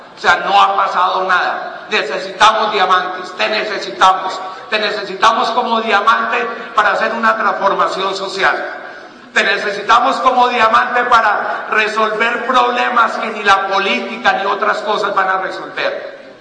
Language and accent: Spanish; Cali, Valle del Cauca, Colombia; Yo soy de Cali